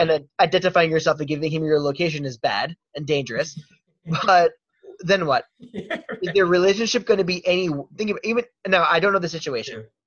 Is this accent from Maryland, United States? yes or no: yes; Baltimore, Maryland, United States; I'm from Baltimore